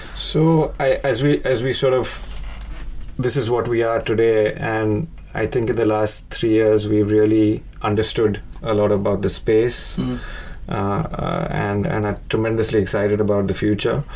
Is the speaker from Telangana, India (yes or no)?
no; Mumbai, Maharashtra, India; moved away as an adult; also born or lived in New York / Hyderabad; I grew up in Bombay, spent a lot of time in New York.